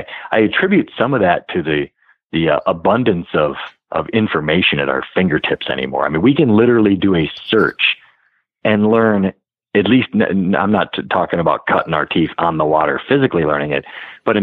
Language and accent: English; Wisconsin, United States; I'm from Wisconsin